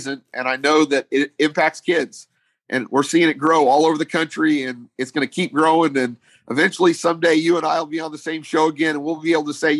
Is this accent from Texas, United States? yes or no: yes; Texas, United States; I'm a Texan